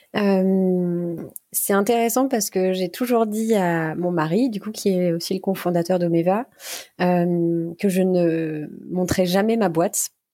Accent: Burgundy, Bourgogne-Franche-Comté, France; J'ai grandi en Bourgogne, une belle région bien brumeuse par saison

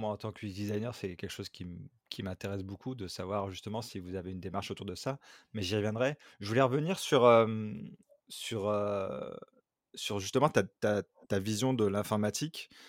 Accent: France; now in Amsterdam, Netherlands; initialement, effectivement, quand je suis parti de France, je me baladais souvent en voiture

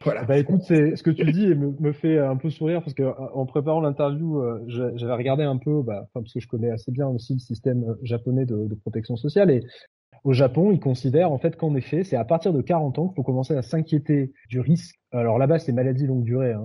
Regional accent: France; on n'est pas des Suédois, on est des Français.

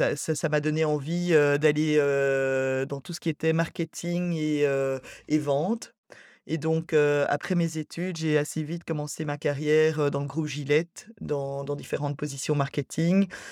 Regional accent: Brussels, Brussels-Capital Region, Belgium; J'étais à l'école à, Bruxelles

